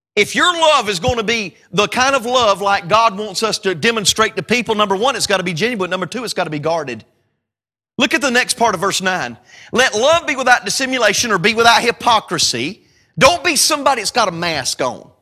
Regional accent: North Carolina, United States; We call tomatoes or tomatoes maters in North Carolina

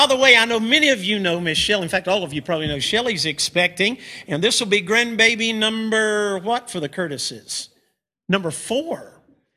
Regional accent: United States; we're from the United States of America.

